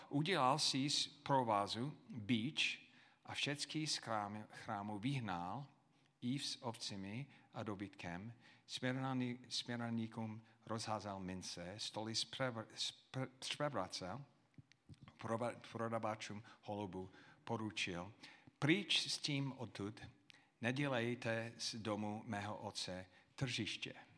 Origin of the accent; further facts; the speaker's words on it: United States; Czech is a second language; now in Czech Republic; jako Američan